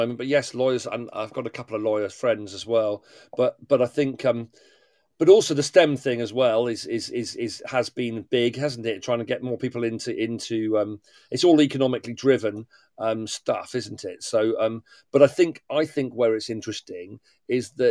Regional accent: Devon, South West England, United Kingdom; now in Kent, United Kingdom; I'm from Devon originally

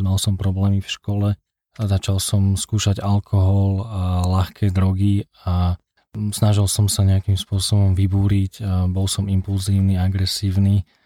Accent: Liptov, Žilina Region, Slovakia; also born or lived in Scotland; now in Bratislava, Slovakia; pochádzam z Liptova

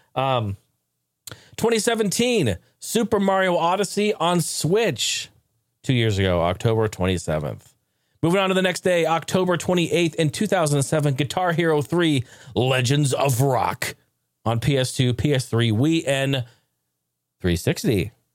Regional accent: Oregon, United States; I grew up in Oregon

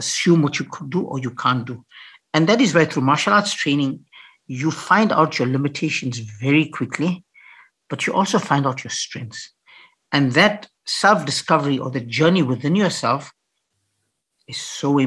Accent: Piet Retief, Mpumalanga, South Africa; when I grew up in Pietretief, a little farm, little dorp in the Eastern Transvaal, I grew up there

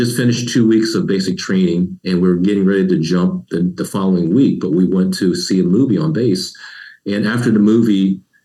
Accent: Savannah, Georgia, United States; moved away as an adult; also born or lived in Columbia, South Carolina; growing up in Savannah, Georgia

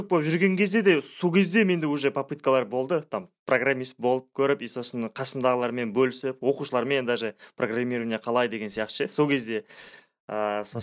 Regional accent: Zhalagash District, Kyzylorda Region, Kazakhstan; also born or lived in Astana; ну мен өзім ә … тағы да айта салайын ә, сол қызылорда облысы жалағаш ауданынанмын

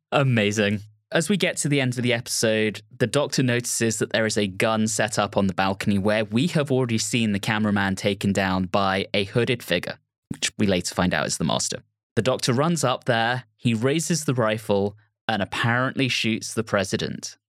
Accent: United Kingdom

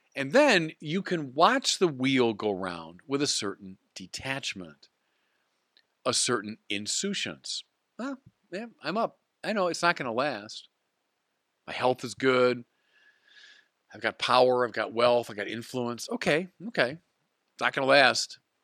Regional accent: United States; as an American of Irish descent

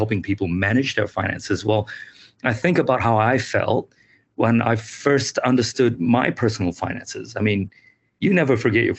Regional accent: Malaysia; now in New Zealand; I grew up in Malaysia

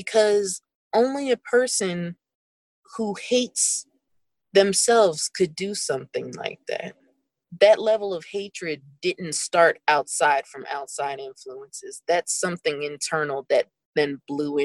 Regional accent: Pennsylvania, United States; I'm from Pennsylvania

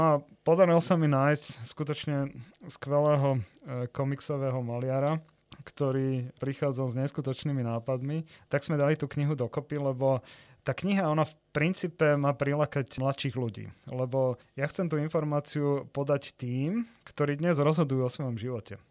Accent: Nitra, Nitra Region, Slovakia; ako dieťa som často chodil do divadla a v tom čase v Nitre, ja som z Nitry

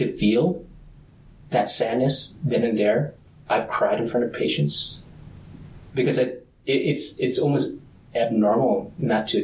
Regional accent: suburbs of Minnesota, United States; also born or lived in Vietnam; I was born in Vietnam, but came back as an adolescent, and I think that opened my eyes to a level of poverty that I did not see exist living in the suburbs of Minnesota

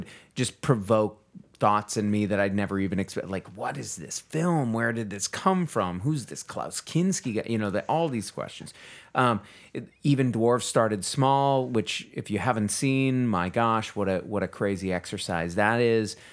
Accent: Texas, United States; I am as a Texan, right? Like, li-, living here in the state

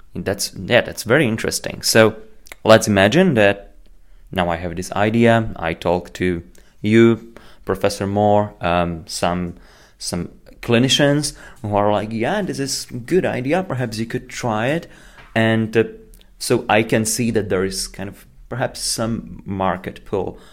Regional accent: Slovakia; I'm from Slovakia

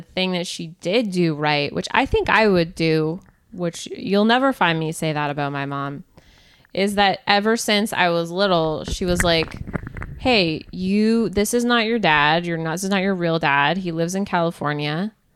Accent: Canada; I'm from Canada

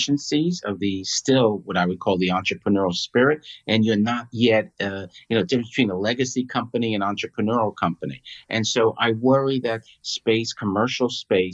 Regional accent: New York City, New York, United States; I grew up in New York. My family had a restaurant

